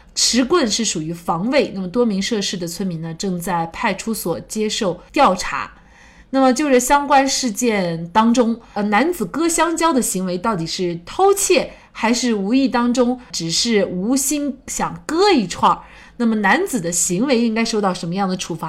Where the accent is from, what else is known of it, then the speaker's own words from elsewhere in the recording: Dalian, Liaoning, China; now in Yunnan, China; 因为我家是大连的，我从小就是长在大连，然后呢，后来呢是来到了云南